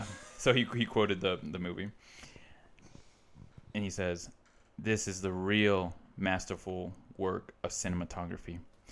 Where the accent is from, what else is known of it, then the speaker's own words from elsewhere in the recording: Utah, United States; It's art. This is art. We're from Utah.